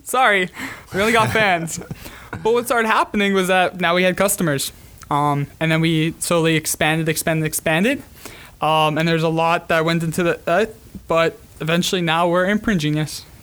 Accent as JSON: {"language": "English", "town": "Montreal", "region": "Quebec", "country": "Canada", "tie": "born or raised there", "also_born_or_lived": "South Florida", "moved": "yes", "lives_now": "Gainesville, United States", "said": "living in South Florida. I grew up in Montreal. Living in South Florida last ten years."}